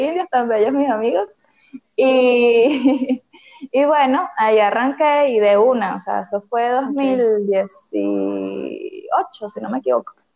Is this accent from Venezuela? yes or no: yes; Venezuela; soy venezolana, estoy en Caracas, Venezuela